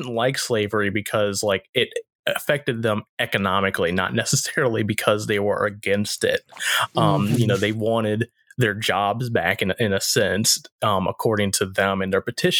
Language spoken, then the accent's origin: English; the South, United States; I know myself growing up in the South and everything like that.